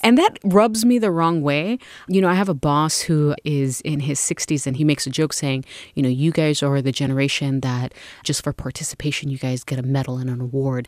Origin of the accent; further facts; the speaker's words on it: United States; being born and raised in the United States and growing up in foster care